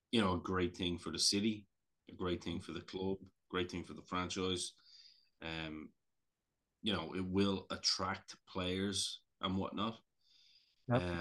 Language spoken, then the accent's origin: English; Canada; as a Canadian, as a Canadian fan, actually